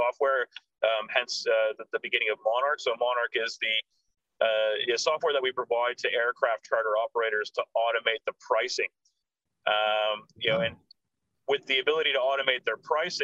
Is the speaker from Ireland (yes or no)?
no; Canada; moved away as an adult; also born or lived in United States / London; now in Australia; So I was born in Canada. I did live in Australia from 3 till 7. So I was an only adopted child in my family. So I came out to Australia when I was 3. I was here till 7. We moved back to Canada, and I was there until I was 18